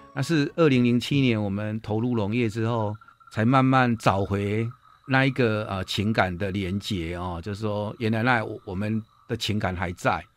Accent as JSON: {"language": "Chinese", "town": "Puyan", "region": "Changhua County", "country": "Taiwan", "tie": "born or raised there", "said": "我是彰化普賢鄉的人"}